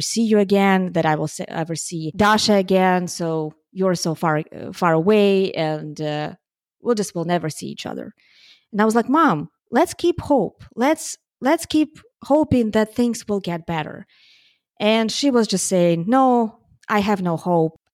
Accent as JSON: {"language": "English", "country": "Ukraine", "moved": "yes", "said": "I'm from Ukraine, and my family is still in Ukraine"}